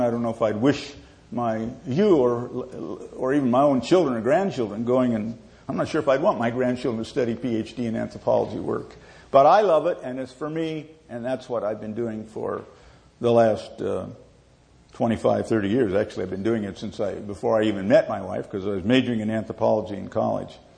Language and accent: English; Southern California, United States; We grew up in Southern California